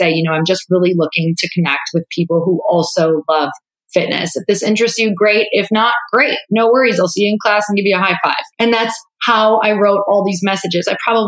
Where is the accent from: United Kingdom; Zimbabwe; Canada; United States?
United States; Midwest; now in California, United States; I'm 31 years old. Like, I'm from the Midwest. It's moving from the Midwest to California is like moving to another country, because they truly speak a different language than I was.